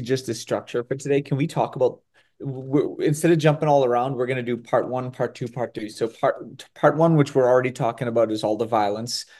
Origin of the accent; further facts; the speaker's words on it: Winthrop, Massachusetts, United States; growing up in the Boston area